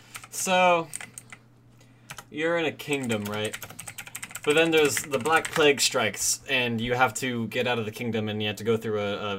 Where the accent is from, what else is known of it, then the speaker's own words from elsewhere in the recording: United States; I'm American.